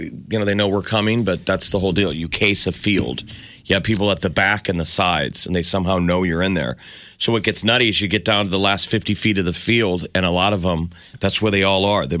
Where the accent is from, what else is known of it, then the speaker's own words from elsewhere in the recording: Omaha, Nebraska, United States; we're from Omaha